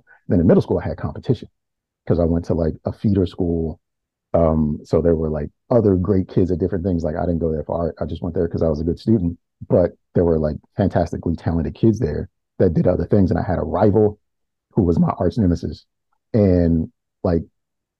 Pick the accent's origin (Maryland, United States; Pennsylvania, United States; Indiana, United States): Maryland, United States; Baltimore; I'm from Baltimore, and I went to school in my neighborhood. I grew up in Cherry Hill